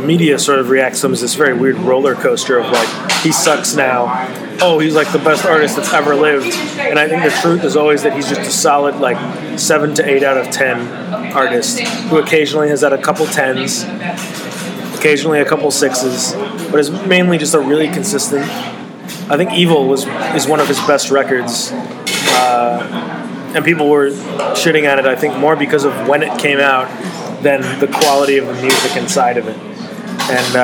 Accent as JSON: {"language": "English", "town": "Chicago", "region": "Illinois", "country": "United States", "said": "I'm from Chicago"}